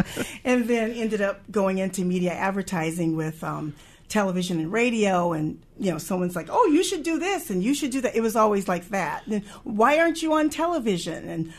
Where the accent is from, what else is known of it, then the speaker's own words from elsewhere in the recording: Wisconsin, United States; also born or lived in California / Illinois / Texas / Montana; But I'm like, I was born in California, raised in Wisconsin, lived a couple years in between Illinois, Texas, Montana, a year or two there, mostly Wisconsin and Missouri, finished out college